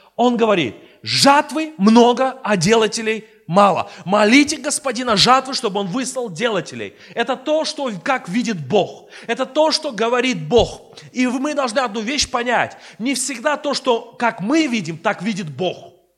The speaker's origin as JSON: {"language": "Russian", "country": "Armenia", "said": "я сперва христианин, потом я армянин"}